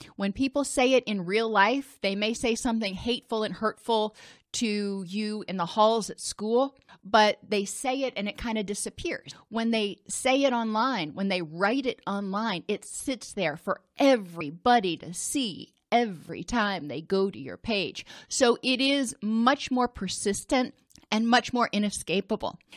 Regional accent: Indianapolis, Indiana, United States; I grew up in Indianapolis

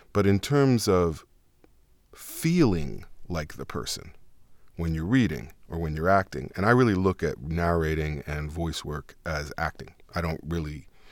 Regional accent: New York City, New York, United States; accent: Harlem; I'm from New York

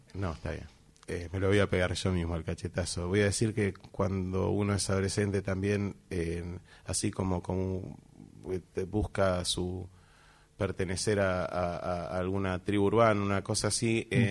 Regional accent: Buenos Aires, Argentina; siendo porteños desde acá

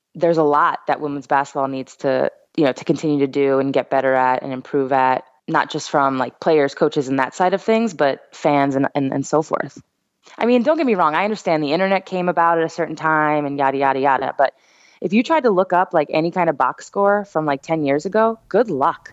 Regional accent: New York, United States; I'm from New York

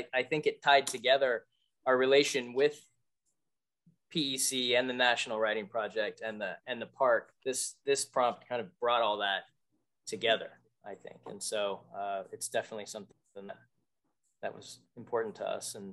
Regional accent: West Coast, United States; now in Springfield, Massachusetts, United States; I'm from the West Coast

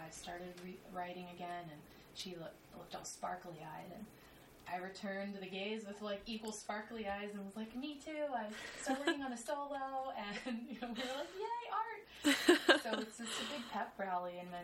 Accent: New Orleans, Louisiana, United States; moved away as an adult; now in New York City, United States; I'm from New Orleans

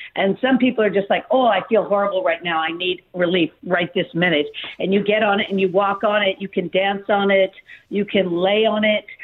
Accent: Malibu, California, United States; I grew up in Malibu

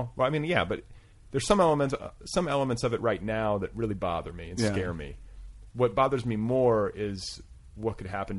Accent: Indiana, United States; I'm from Indiana, and I was like, I'm a Hoosier.

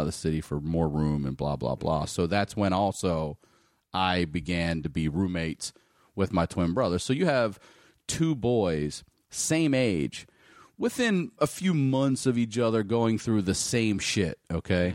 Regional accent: Baltimore, Maryland, United States; I was born in Baltimore, in the city, and we lived there

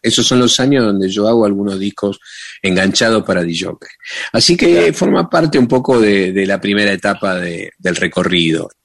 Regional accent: Argentina; Yo soy de acá, yo soy un DJ argentino.

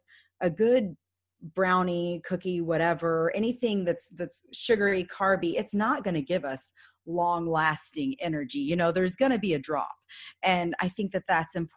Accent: Dallas, Texas, United States; that happened in my hometown.

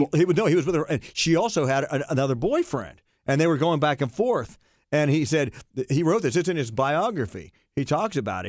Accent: Barnesville, Ohio, United States; I was brought up in Barnesville, Ohio

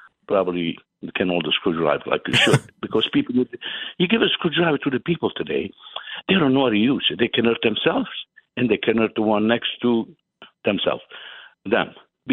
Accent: Italy; English is a second language; now in United States; When I came from Italy, I went to women's school to pick up, and that's what made me pick up English

